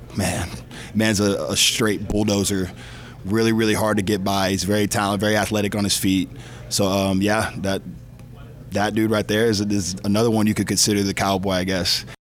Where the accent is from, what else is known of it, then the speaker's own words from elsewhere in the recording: Georgia, United States; moved away; somebody from being down south, I'm from Georgia